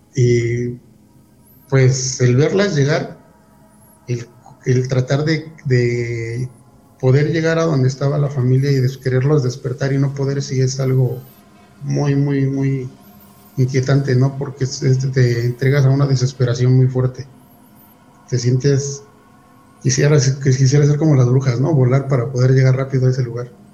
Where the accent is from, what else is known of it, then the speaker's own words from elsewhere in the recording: Huixquilucan / Toluca area, State of Mexico, Mexico; somos de un pueblo. Eh, pertenece al municipio de Teguisquilucan y parte de Toluca